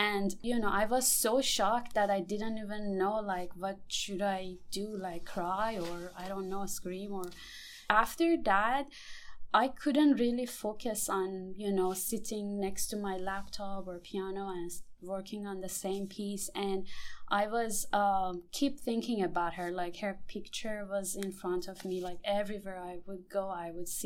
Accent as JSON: {"language": "English", "country": "Iran", "moved": "yes", "lives_now": "Houston, United States", "said": "I'm coming from Iran"}